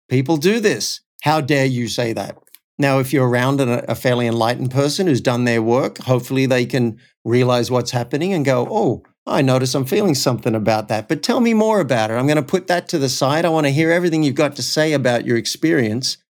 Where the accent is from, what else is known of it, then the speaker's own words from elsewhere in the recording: Cessnock, New South Wales, Australia; moved away; I actually went back to my hometown of Cessnock